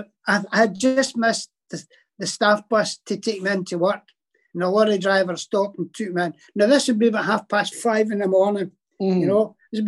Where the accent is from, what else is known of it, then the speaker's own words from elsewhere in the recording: Glasgow, Scotland, United Kingdom; I'm not what they call a Paisley buddy. I'm a Glaswegian.